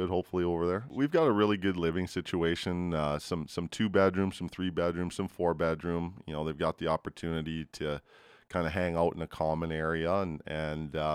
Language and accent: English; Edmonton, Alberta, Canada; also born or lived in Vancouver Island; I'm from Edmonton